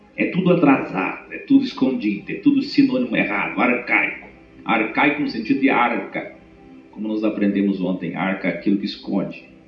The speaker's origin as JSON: {"language": "Portuguese", "town": "Curitiba", "region": "Paraná", "country": "Brazil", "moved": "yes", "said": "Eu que vim de Curitiba, sou bom no R"}